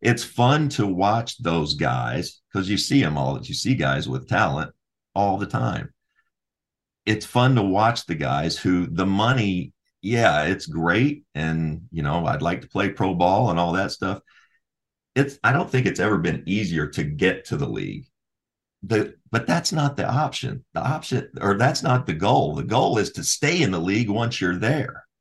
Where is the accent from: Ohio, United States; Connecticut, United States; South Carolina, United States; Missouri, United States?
Ohio, United States; Bowling Green; I was born in Bowling Green